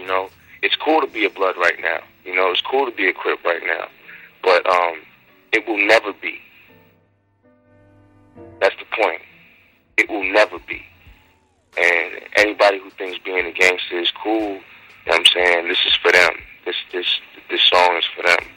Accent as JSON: {"language": "English", "country": "United States", "said": "I'm from the Far West Side"}